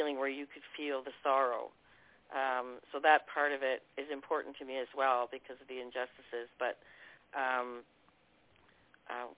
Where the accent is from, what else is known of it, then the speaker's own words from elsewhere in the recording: East Coast of Canada, Atlantic Canada, Canada; accent: Canadian; I'm from the East Coast, so we're very twangy out here with the Canadian accent.